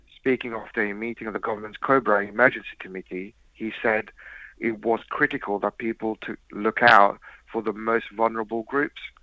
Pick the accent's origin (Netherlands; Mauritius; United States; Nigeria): Mauritius; moved away; I was raised in Mauritius